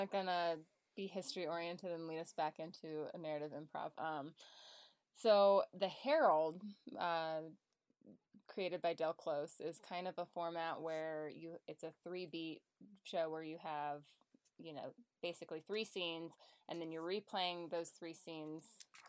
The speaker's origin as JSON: {"language": "English", "country": "Ireland", "said": "I'm Irish."}